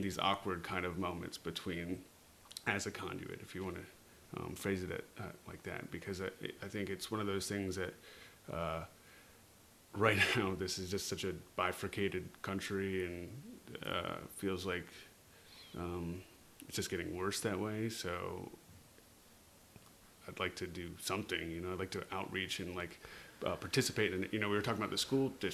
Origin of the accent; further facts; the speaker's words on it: Virginia, United States; now in Los Angeles, United States; I grew up in Virginia